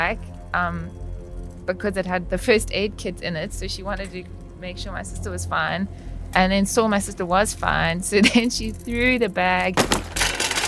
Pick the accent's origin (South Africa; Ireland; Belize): South Africa; Cape Town, Western Cape; I grew up in Cape Town